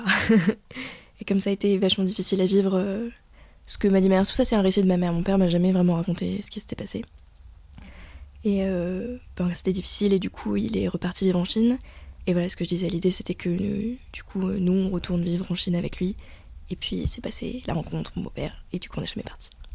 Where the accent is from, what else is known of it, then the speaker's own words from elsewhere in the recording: Paris, Île-de-France, France; moved away as an adult; now in Lyon, France; moi je suis née à Paris, que j'ai grandi à Paris